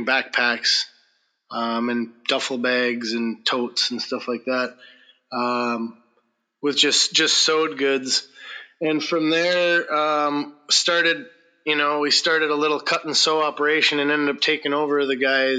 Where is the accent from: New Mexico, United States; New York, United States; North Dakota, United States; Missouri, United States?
North Dakota, United States; moved away as an adult; also born or lived in Montana; now in Kake, United States; I grew up in North Dakota